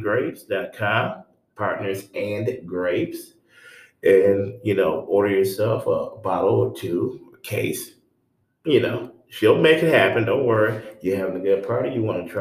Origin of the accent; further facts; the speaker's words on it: the North, United States; now in Charlotte, United States; I'm from the North